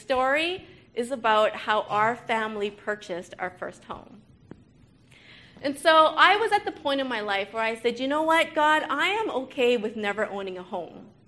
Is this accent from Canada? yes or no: yes; Canada; I was born and raised in Canada